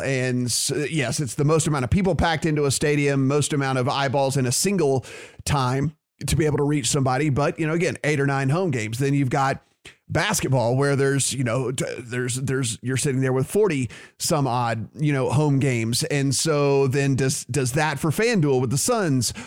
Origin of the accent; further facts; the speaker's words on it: Louisiana, United States; my home state, with Louisiana